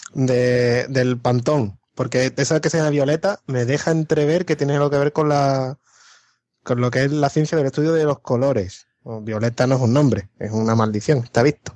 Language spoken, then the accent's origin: Spanish; Morón de la Frontera, Andalusia, Spain; moved away as an adult; vengo de un pueblo en el que o te gustaba la Semana Santa o te gustaba el fútbol